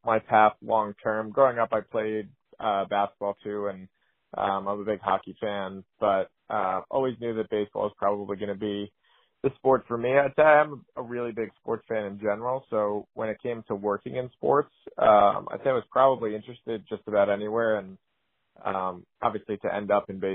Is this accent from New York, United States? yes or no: yes; New York area, United States; growing up in the New York area